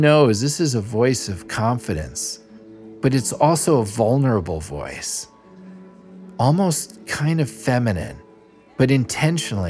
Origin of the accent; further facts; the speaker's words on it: New York City, New York, United States; I'm from Little Neck, Queens, New York